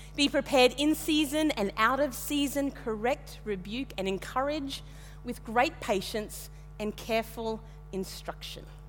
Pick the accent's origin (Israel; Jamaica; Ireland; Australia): Australia; Western Queensland; moved away; also born or lived in Tasmania; I grew up in Western Queensland, about the most monocultural place you could find in Australia